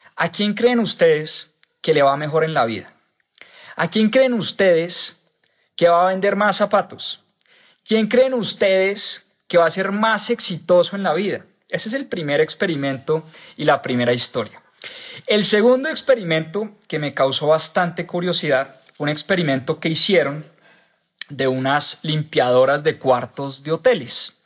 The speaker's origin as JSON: {"language": "Spanish", "country": "Colombia", "said": "en mi país, en Colombia"}